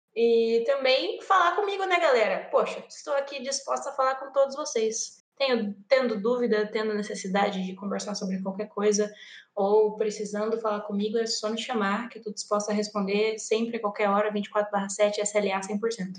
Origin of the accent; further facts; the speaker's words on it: interior of São Paulo, Brazil; moved away as an adult; now in Rio Grande do Sul, Brazil; Eu não sou gaúcha, eu vim do interior de São Paulo, mas eu moro aqui no Rio Grande do Sul já fazem dois anos